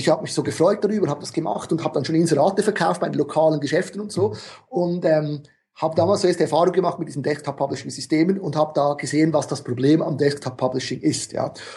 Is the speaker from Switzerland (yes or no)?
yes; Switzerland; ich bin Schweizer